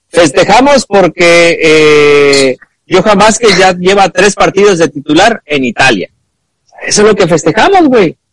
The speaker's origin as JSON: {"language": "Spanish", "country": "Argentina", "said": "yo soy argentino."}